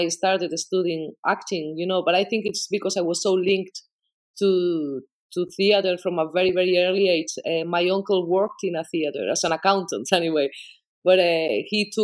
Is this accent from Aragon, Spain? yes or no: no; Bilbao, Basque Country, Spain; first language Spanish; English is a second language; moved away as an adult; now in Ireland; I was born in Bilbao. I was a child of the 80s in the Basque Country